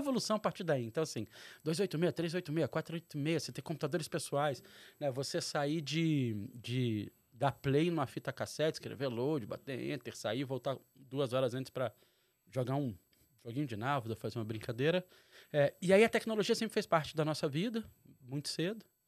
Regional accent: Brasília, Federal District, Brazil; moved away as an adult; also born or lived in Rio de Janeiro; nascido e criado em Brasília, pai mineiro do interior, mãe carioca

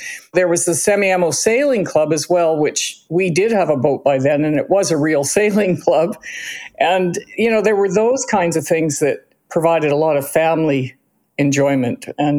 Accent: Cranbrook, British Columbia, Canada; born there; I was born in Cranbrook and Kay was born at Royal Columbian

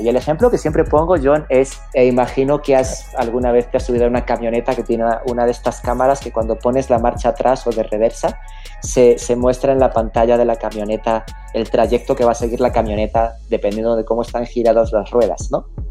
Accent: Spain; moved away; also born or lived in Mexico; soy un emigrante. Nací en España, lo cual es perfectamente irrelevante a estas alturas de la historia, porque más bien la historia es que me fui de España.

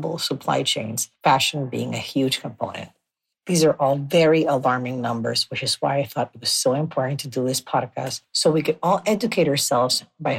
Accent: Nicaragua; I was born and raised in Nicaragua

